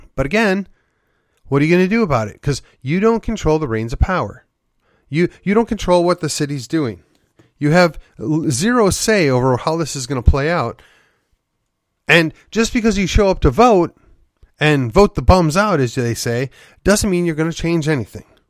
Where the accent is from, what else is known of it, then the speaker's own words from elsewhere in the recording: Midwest, United States; now in McKinney, United States; I grew up in the Midwest